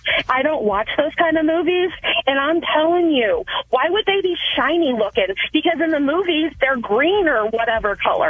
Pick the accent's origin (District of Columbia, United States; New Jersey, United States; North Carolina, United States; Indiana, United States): Indiana, United States; we're from Indiana, and there's cornfields everywhere.